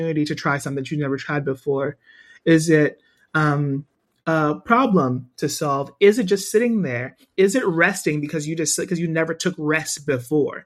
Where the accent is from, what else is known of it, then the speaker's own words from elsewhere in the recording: New York City, New York, United States; I'm born and bred in Brooklyn